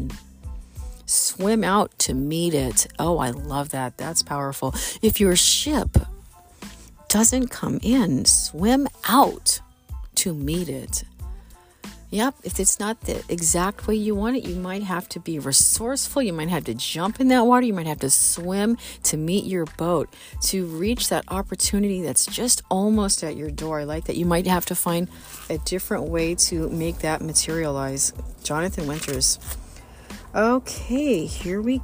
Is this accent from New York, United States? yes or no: no; Missouri, United States; I'm from Missouri, from the good old show me state.